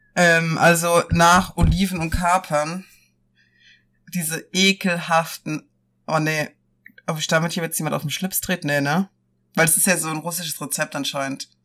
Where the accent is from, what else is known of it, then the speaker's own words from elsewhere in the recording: Rhineland-Palatinate, Germany; moved away; bei uns in der Pfalz